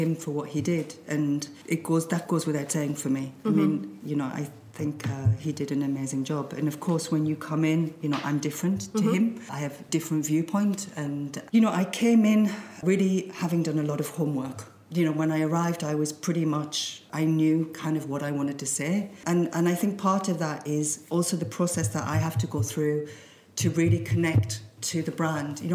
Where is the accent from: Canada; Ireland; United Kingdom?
United Kingdom; Sunderland, North East England; moved away; I was born in the Northeast in an area that was quite depressed.